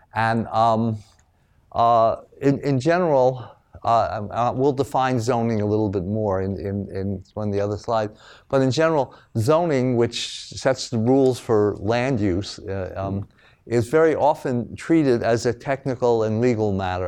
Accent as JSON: {"language": "English", "town": "New York City", "region": "New York", "country": "United States", "tie": "born or raised there", "said": "I'm from New York."}